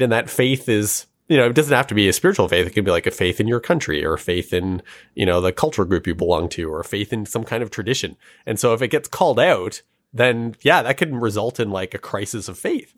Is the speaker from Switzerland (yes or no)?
no; Canada; our country also has a really dark history